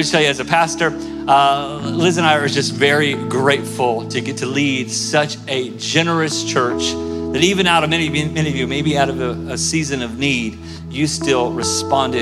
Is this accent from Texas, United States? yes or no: no; Tulsa, Oklahoma, United States; moved away; I'm from Tulsa, Oklahoma originally